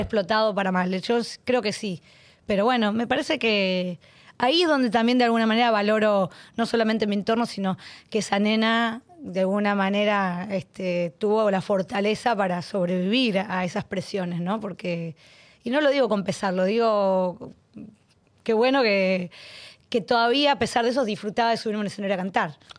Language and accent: Spanish; Arequito, Santa Fe, Argentina; Dos mil personas me esperaban en mi pueblo